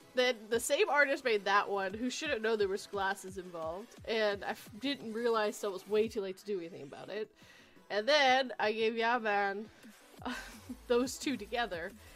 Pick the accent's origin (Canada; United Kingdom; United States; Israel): Canada; I'm Canadian